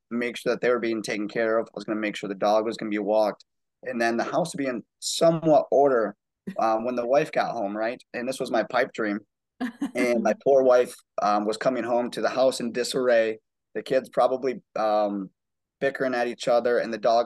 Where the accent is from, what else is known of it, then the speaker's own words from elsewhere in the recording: Muskegon, Michigan, United States; moved away as an adult; now in Charleston, United States; I'm originally actually from West Michigan in a town called Muskegon, which is just outside of Grand Rapids